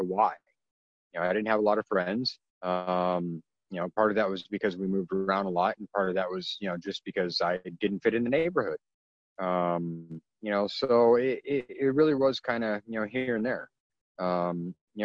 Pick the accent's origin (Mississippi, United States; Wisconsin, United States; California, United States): California, United States; in 1977, when I was born, you know, I'm half Filipino, and my biological father's race on my birth certificate is listed as yellow number six, because California back in the, you know, in the mid 70s